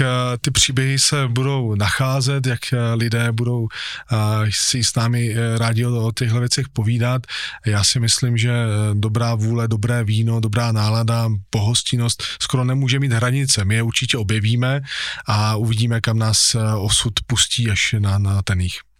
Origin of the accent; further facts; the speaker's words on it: Moravian Slovakia, Czechia; Já jsem ten, který chce zůstat tady u nás eh, na Slovácku